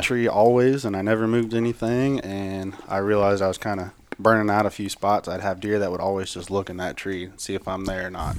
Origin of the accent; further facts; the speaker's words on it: Higginsville, Missouri, United States; now in Blue Springs, United States; Right now, I call Blue Springs home. I'm from Higginsville.